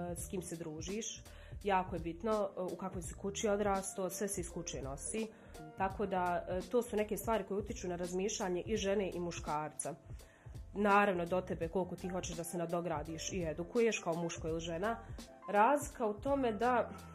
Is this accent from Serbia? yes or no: no; Sudan; accent: Sudanese; moved away; also born or lived in Balkans; ja sam iz Sjevernog Sudana